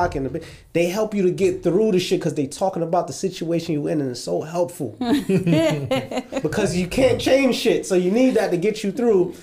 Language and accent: English; New York, United States; I'm from Brooklyn